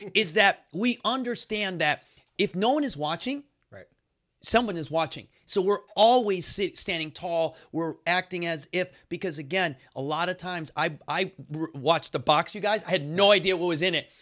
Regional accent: Chicago, Illinois, United States; I come from Chicago

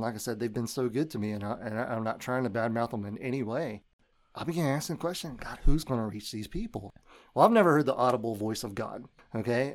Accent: Memphis, Tennessee, United States; I grew up in Memphis

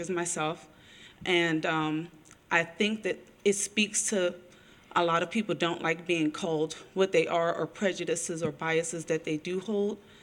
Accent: Philadelphia, Pennsylvania, United States; also born or lived in Berlin; now in New Zealand; I was also born in the U.S., born in Philadelphia

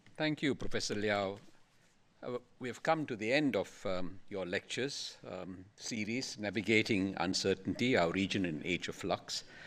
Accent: Singapore; we in Singapore

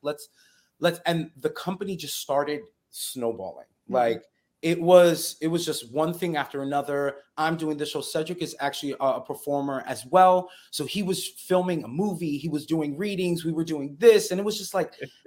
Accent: New York City, New York, United States; also born or lived in Middletown, New York; I grew up in the Bronx, New York

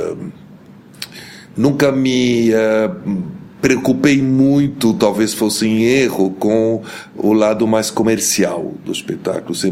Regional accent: Lebanon; born there; eu nasci no Líbano, sou de mãe brasileira, de pai libanês. Meu pai era diplomata, era ministro das Relações Exteriores

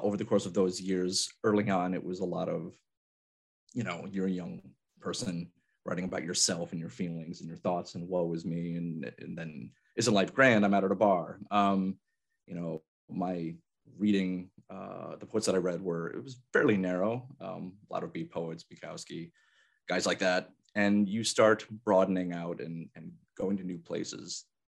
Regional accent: Albany, New York, United States; born or raised there; moved away as an adult; also born or lived in San Antonio, Texas

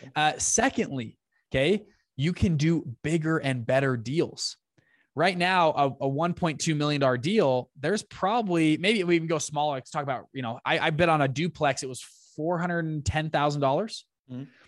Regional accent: Salt Lake City, Utah, United States; also born or lived in Taiwan; I'm from Salt Lake City, Utah

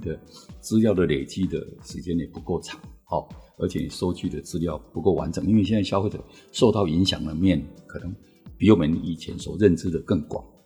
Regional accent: Taiwan; 我们台湾人 其实我们对这个，这种东西的文化其实我们不是那么熟的

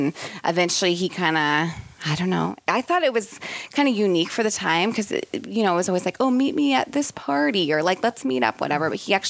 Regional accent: Kansas City, United States; moved away; also born or lived in Milwaukee / Chicago; I'm from Kansas City.

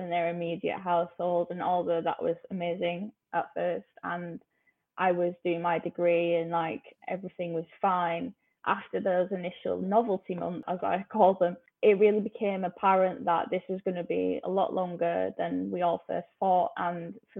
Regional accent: Huddersfield, Yorkshire and the Humber, United Kingdom; moved away as an adult; now in London, United Kingdom; I went to a normal state school in Huddersfield

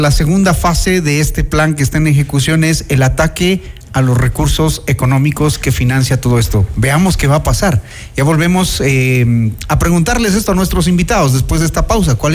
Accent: Ecuador

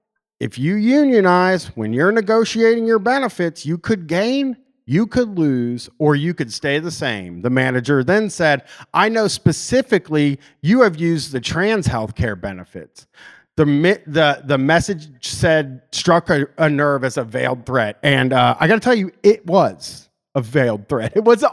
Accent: Canada; You know, I'm from Canada, actually.

